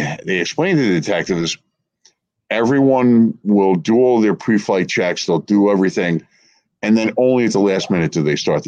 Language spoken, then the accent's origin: English; Verona, New Jersey, United States; where I grew up in Verona